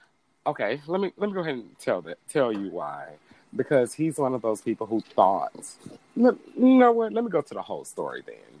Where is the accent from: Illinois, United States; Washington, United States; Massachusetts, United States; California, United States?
Illinois, United States; Chicago; I'm from the South Side.